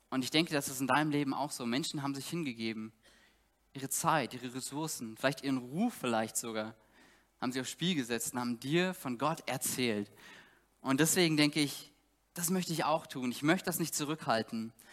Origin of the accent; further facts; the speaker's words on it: East Germany, Germany; Ich komme selber aus Ostdeutschland